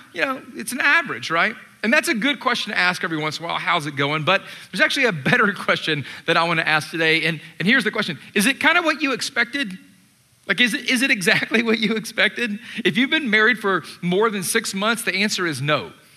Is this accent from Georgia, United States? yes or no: yes; Atlanta, Georgia, United States; moved away; I grew up in Atlanta. I was born and raised there